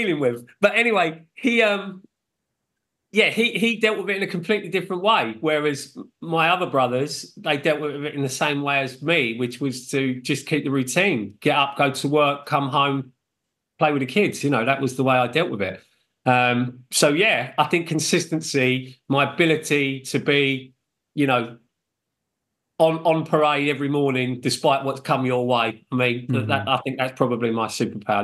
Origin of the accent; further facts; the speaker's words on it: United Kingdom; I'm British, but of Irish descent.